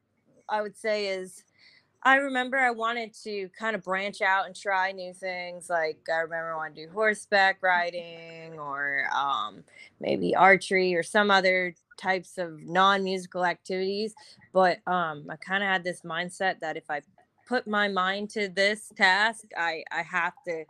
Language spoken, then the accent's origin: English; Derry, New Hampshire, United States; also born or lived in Westchester County, New York; So I was born in New York, Westchester County, like right outside the city, right next to the house. And around 10 years old, I moved up to Derry, New Hampshire.